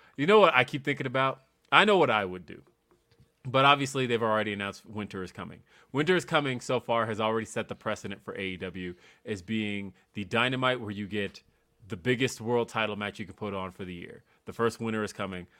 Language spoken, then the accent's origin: English; Los Angeles, California, United States; moved away as an adult; now in Denver, United States; when Power Rangers first came out, I lived in Los Angeles.